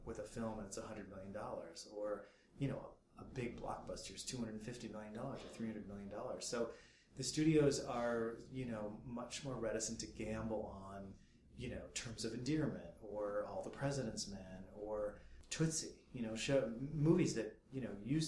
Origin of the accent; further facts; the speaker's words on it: Rockford, Illinois, United States; moved away as an adult; also born or lived in Los Angeles; growing up in Rockford, Illinois